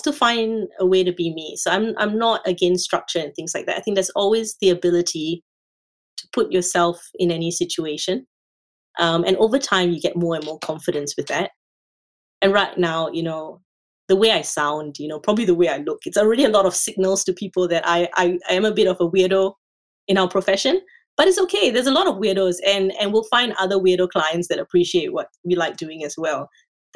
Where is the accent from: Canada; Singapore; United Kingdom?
Singapore; moved away as an adult; now in Australia; I'm from Singapore